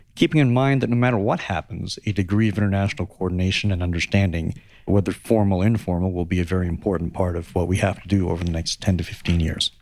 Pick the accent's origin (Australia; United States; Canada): Canada; as a Canadian member